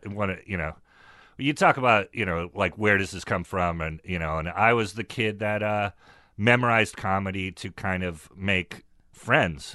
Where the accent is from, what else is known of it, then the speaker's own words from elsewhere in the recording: Northern California, United States; also born or lived in San Francisco; I come from Northern California